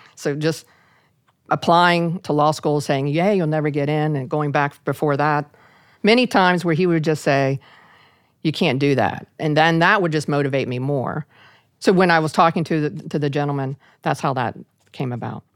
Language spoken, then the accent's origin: English; Parkersburg, West Virginia, United States; I ended up having to stay in, in my hometown, of a little town of Parkersburg, West Virginia